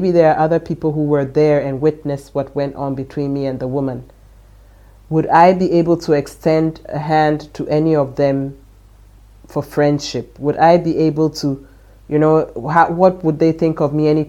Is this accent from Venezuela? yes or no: no; Ghana; now in Germany; Yeah, I come from Ghana, and I work as a software engineer.